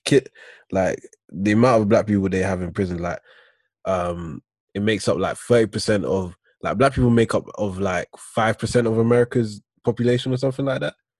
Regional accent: United Kingdom; also born or lived in United States; I'm British

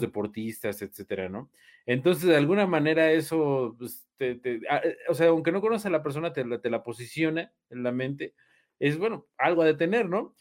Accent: Mexico; soy mexicano

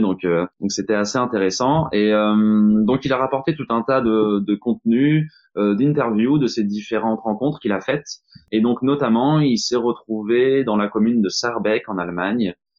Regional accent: Normandy, France; je suis français, je suis normand

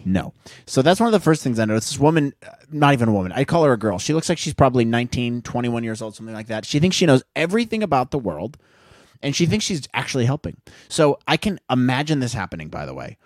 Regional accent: Midwest, United States; growing up in the Midwest

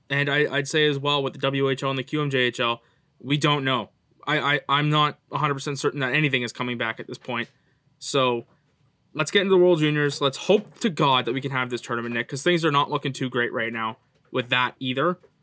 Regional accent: Canada; I'm Canadian

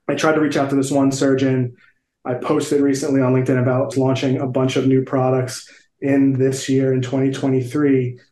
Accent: Oklahoma, United States; I'm from Oklahoma

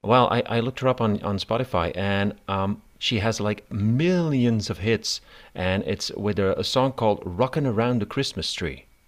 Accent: Belgium; I'm from Belgium

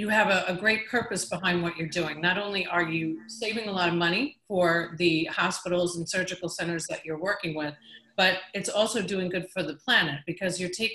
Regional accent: New York, United States; I'm from New York

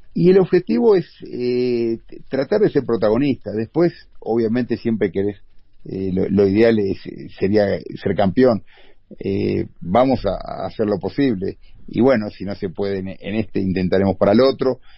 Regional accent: Uruguay; moved away as an adult; also born or lived in Qatar / Argentina / Brazil; now in Mexico; de el 2011 me fui de Uruguay

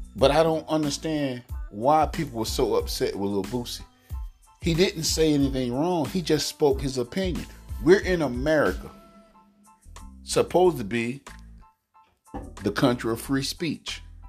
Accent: United States; I'm African American

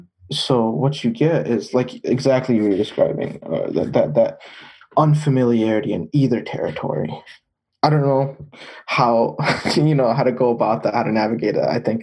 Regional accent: Detroit, Michigan, United States; I'm from Detroit

